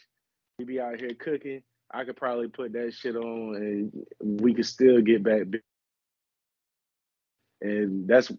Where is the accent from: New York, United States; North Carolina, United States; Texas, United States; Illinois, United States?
North Carolina, United States; Goldsboro; we grew up in Goldsboro, North Carolina